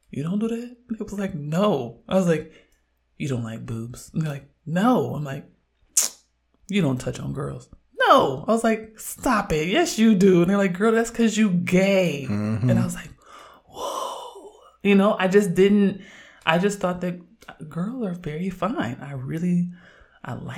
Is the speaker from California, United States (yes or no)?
yes; Oakland, California, United States; growing up in Oakland